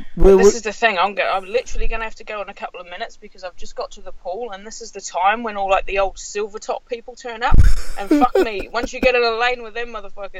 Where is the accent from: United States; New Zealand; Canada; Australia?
New Zealand; being from New Zealand, I'm more American than British, believe it or not.